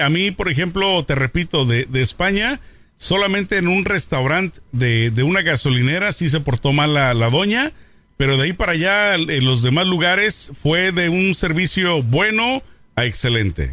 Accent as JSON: {"language": "Spanish", "country": "Mexico", "said": "Siendo mexicano"}